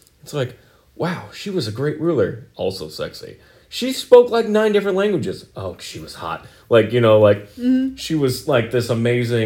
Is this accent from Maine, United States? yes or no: no; Oregon, United States; we're from Oregon